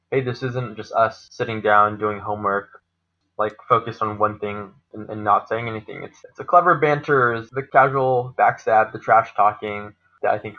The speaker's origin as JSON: {"language": "English", "town": "Seattle", "region": "Washington", "country": "United States", "said": "For me, I'm from Seattle, so I graduated from the University of Washington, but I'm just a board game enthusiast."}